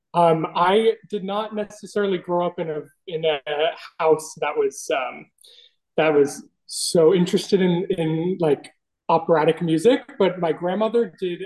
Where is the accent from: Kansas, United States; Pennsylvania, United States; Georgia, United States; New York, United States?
New York, United States; Bayville; I am originally from Bayville, New York